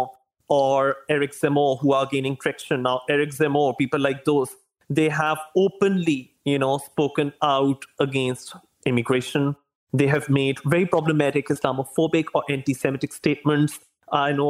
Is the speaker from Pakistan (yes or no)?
yes; Pakistan; I come from Pakistan